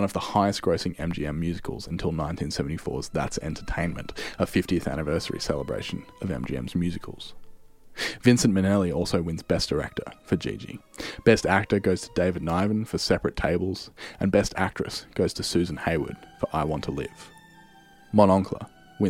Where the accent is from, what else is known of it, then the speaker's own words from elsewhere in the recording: Australia; my home country of Australia